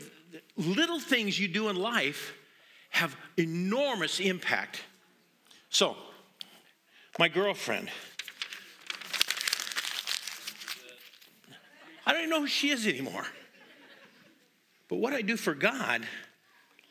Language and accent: English; Montana, United States; moved away; I'm from Montana